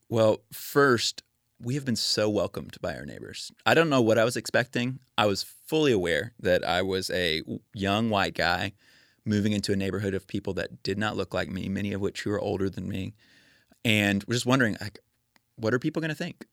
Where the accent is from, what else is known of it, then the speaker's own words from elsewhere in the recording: Spring, Texas, United States; moved away as an adult; now in Nashville, United States; I grew up in Spring, Texas. It's a suburb of North Houston